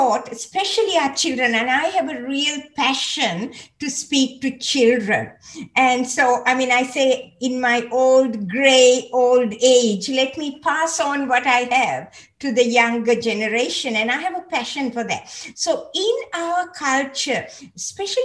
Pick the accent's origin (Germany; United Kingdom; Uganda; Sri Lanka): Sri Lanka; moved away as an adult; also born or lived in Hawaii; I was born in Sri Lanka, so I was born into a Christian family, but I actually came to know the Lord when I was in a school, a Methodist missionary school